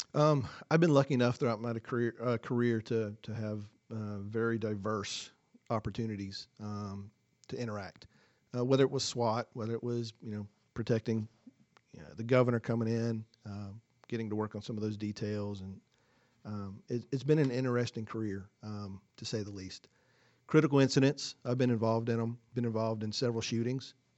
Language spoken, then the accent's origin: English; Forsyth County, Georgia, United States; moved away as an adult; now in Hall County, Georgia, United States; I'm originally from Forsyth County. That's where I grew up.